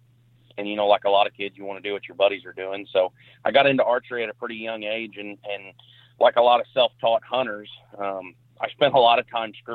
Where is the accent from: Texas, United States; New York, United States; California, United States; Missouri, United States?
Missouri, United States; Perryville; So I'm from Perryville, Missouri. It's a not a super small town, but not a huge town. I'm about 75 miles south of St. Louis, and my county that I live in actually butts up to the Mississippi River.